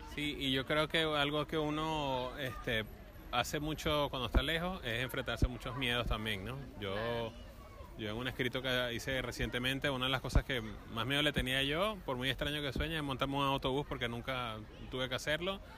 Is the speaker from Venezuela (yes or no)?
yes; Venezuela; moved away as an adult; now in Buenos Aires, Argentina; somos venezolanos